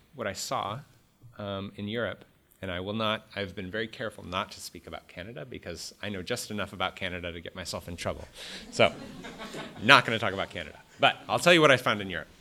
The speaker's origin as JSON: {"language": "English", "country": "United States", "said": "as an American"}